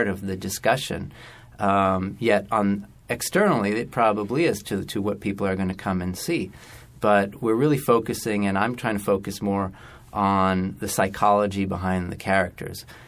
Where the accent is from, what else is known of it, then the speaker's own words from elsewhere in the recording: Canada; also born or lived in Jerusalem; now in United States; I grew up a lot in Canada, but my parents are both Israeli